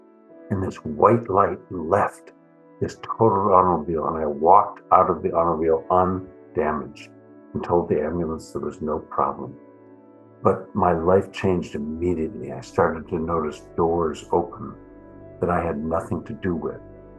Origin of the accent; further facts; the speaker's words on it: Midwest, United States; then I discovered my ethnocentrism growing up in the Midwest of this continent was so deep that I didn't know how to do any of the bridging between myself and anybody different.